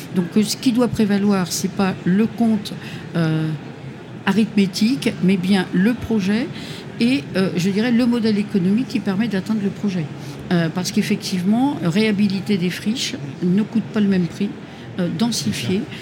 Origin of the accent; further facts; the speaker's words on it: Hauts-de-France, France; je suis des Hauts-de-France